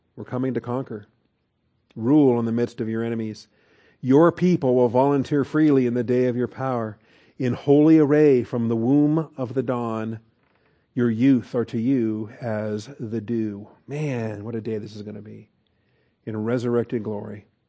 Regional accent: Seattle, Washington, United States; I'm a city boy. I grew up in Seattle, Washington

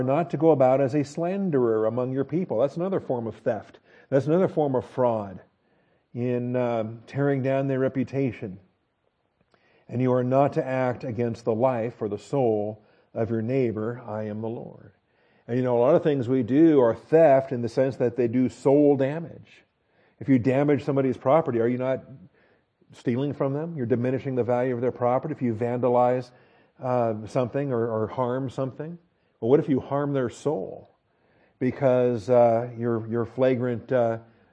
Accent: United States; we're all American

